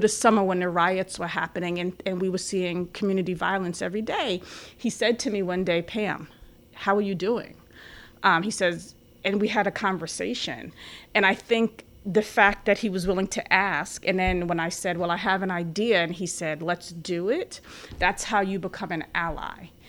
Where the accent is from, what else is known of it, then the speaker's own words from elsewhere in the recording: New York City, New York, United States; moved away as an adult; also born or lived in Long Island / Albany; I'm from the Bronx in Long Island